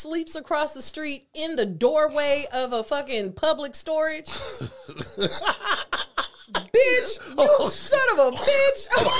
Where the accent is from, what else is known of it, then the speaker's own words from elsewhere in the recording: Nigeria; Yeah, okay, but I'm hella Nigerian, too. I'm hella Nigerian.